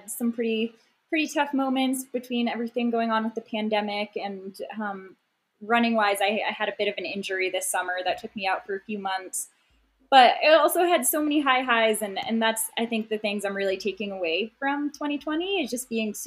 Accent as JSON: {"language": "English", "region": "Maine", "country": "United States", "moved": "yes", "lives_now": "Flagstaff, United States", "said": "I'm from Maine and live in Flagstaff, Arizona."}